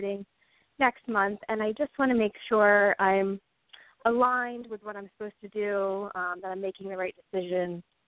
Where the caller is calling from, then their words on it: Philadelphia, Pennsylvania, United States; I'm calling from Philadelphia.